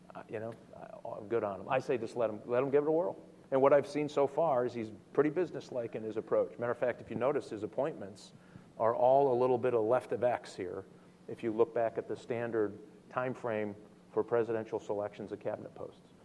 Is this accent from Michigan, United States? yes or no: yes; Michigan, United States; I come from Michigan, uh, and we build cars